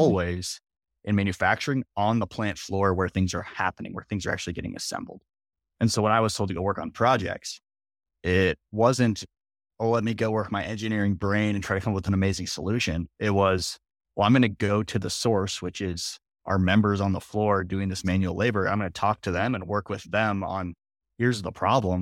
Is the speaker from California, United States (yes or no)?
no; Minnesota, United States; also born or lived in Iowa; I grew up in Minnesota